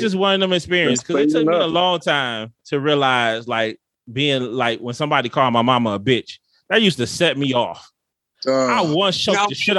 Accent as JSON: {"language": "English", "town": "Detroit", "region": "Michigan", "country": "United States", "tie": "born or raised there", "moved": "as an adult", "said": "I'm from Detroit. Everything is black in Detroit. I went to all black"}